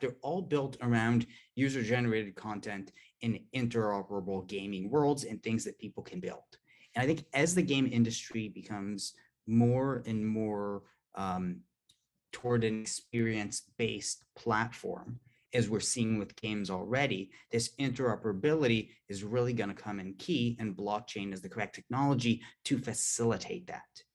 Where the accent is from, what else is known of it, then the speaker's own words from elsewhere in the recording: Palo Alto, California, United States; I'm from Palo Alto originally